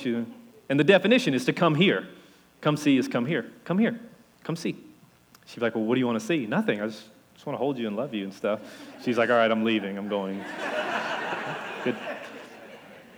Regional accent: Louisiana, United States; accent: Cajun; being a Cajun from Louisiana

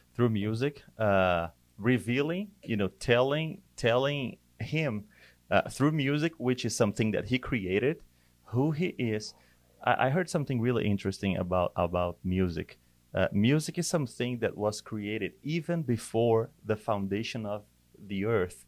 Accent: Brazil; moved away; I'm from Brazil

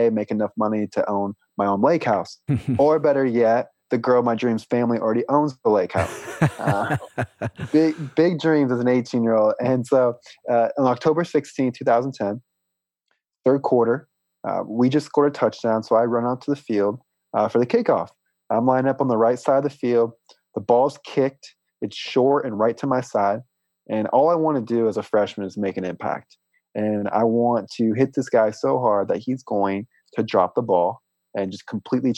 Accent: Des Moines, Iowa, United States; now in Port St. Lucie, United States; I was born in Des Moines, Iowa

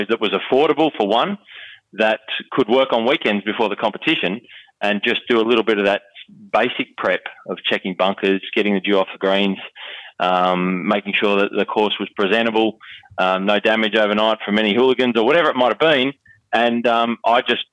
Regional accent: Wentworth Falls, New South Wales, Australia; I grew up in the Blue Mountains, west of Sydney

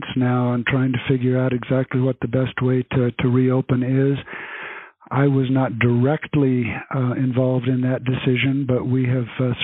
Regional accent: Grand Junction, Colorado, United States; also born or lived in Africa / California / Baltimore, Maryland / Wyoming; I consider myself a Coloradan, although I was actually born in Africa. But I grew up in Grand Junction, went to school through high school in Colorado

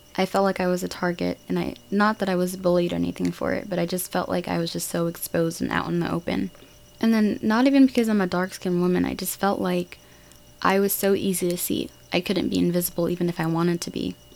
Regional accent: United States; Learning and growing up in America

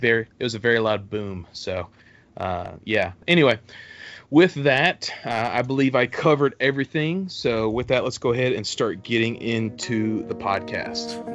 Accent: Texas, United States; born or raised there; now in Alabama, United States

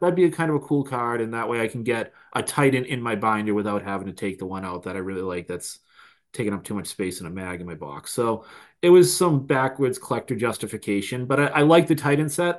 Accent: Boston, Massachusetts, United States; accent: Boston; my Bad Boston accent

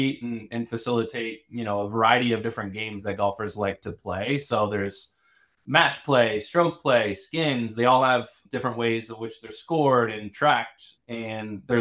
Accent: Chapel Hill, North Carolina, United States; moved away as an adult; also born or lived in Williamsburg, Virginia / Europe; now in San Francisco, United States; I'm originally from Chapel Hill, North Carolina. So I kind of grew up in the hotbed of college basketball

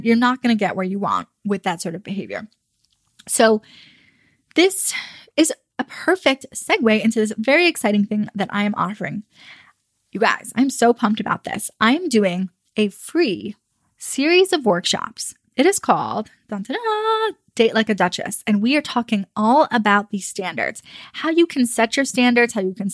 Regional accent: United States; I'm American.

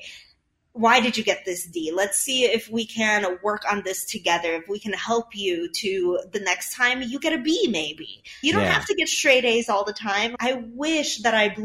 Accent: Chicago, Illinois, United States; English is a second language; I'm from Chicago

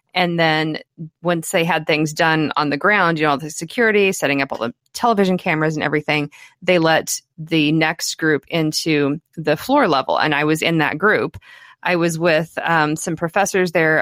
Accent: El Dorado, Kansas, United States; my hometown of El Dorado, Kansas

